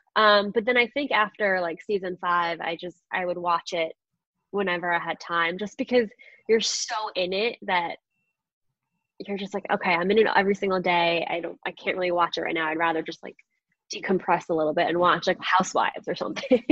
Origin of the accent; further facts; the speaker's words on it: Long Island, New York, United States; also born or lived in Astoria, Queens, New York; I was born in Astoria, Queens, um, which is like just outside of New York City. And then I moved, my parents, my family moved to Long Island. So I was always a New York girl. Um, definitely grew up on Long Island my, my, entire childhood.